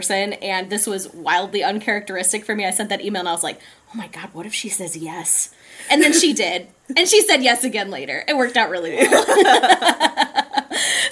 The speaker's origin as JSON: {"language": "English", "area": "Chicagoland area", "region": "Illinois", "country": "United States", "moved": "as an adult", "lives_now": "Madison, United States", "said": "We're both from the Chicagoland area. She's from Chicago proper, and I'm from the outermost suburbs."}